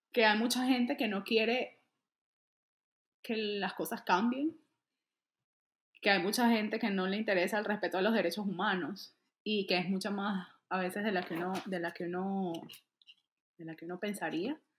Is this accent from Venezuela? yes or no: yes; Venezuela; moved away as an adult; now in Atlanta, United States; Salí de un día a otro, salí de Venezuela y salí, salí por Colombia